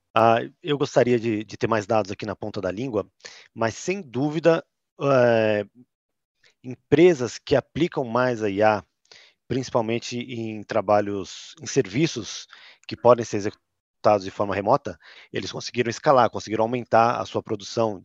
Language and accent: Portuguese; São Paulo, Brazil; accent: paulistano; eu sou paulistano, tenho esse sotaque